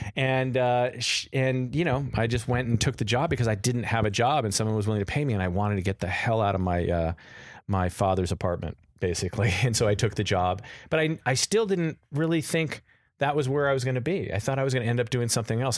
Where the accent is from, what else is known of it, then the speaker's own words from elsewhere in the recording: Los Angeles, California, United States; also born or lived in Beverly Hills; I grew up in Encino.